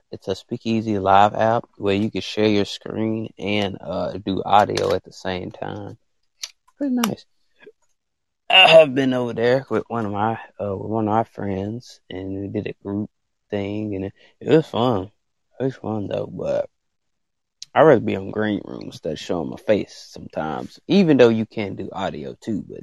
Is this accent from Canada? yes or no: no; Nigeria; I am from Africa, Nigeria.